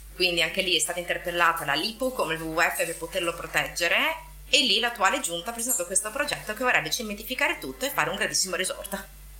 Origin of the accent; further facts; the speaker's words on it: Venice, Veneto, Italy; now in Marghera, Italy; non ho la patente in quanto veneziana